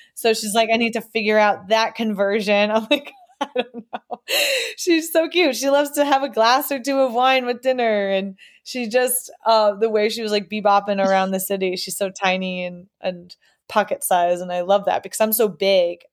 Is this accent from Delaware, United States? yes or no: no; New York, United States; moved away as an adult; also born or lived in Boston area; now in Boston, United States; we grew up in New York, but we all went to Boston colleges